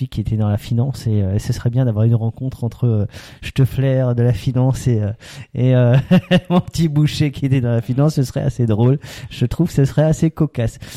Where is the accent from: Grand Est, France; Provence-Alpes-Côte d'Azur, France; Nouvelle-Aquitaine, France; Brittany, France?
Grand Est, France; Alsace; on est alsacien.